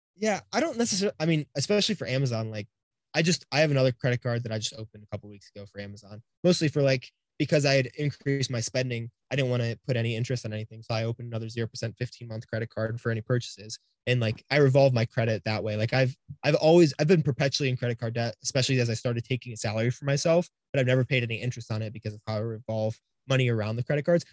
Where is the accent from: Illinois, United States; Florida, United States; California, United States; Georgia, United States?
Florida, United States; we're both from the East Coast in Florida